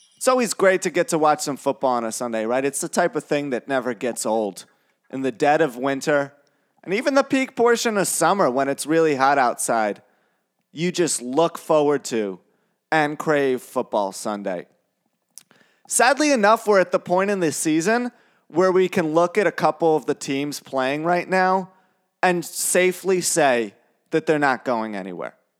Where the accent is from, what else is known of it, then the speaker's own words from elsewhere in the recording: New York City, New York, United States; I grew up in New York City